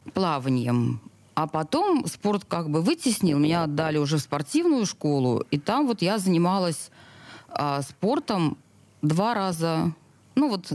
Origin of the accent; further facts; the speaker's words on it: Saint Petersburg, Russia; Я родилась в Снегиревке. Это роддом в центре Петербурга. Жила в, в, у пяти углов в коммунальной квартире огромной